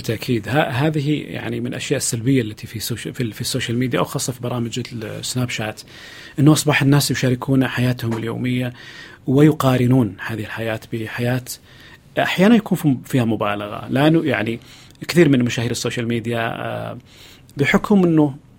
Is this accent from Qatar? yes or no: no; Saudi Arabia; وتمثلنا كسعودي وكسعوديه